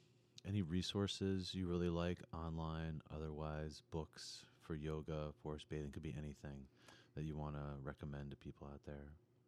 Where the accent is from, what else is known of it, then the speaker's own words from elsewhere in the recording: New York City, New York, United States; And when I was young, I grew up in New York City